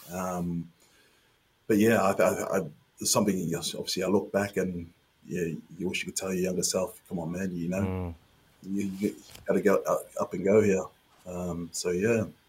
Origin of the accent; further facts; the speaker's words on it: Auckland, New Zealand; moved away as an adult; also born or lived in Wigan; play for my hometown club uh, in front of my family, my friends, my schoolmates.